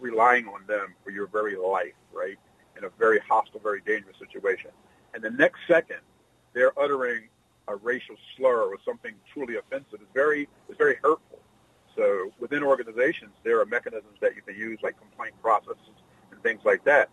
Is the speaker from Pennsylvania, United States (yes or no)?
yes; Philadelphia, Pennsylvania, United States; I grew up in Philadelphia, Pennsylvania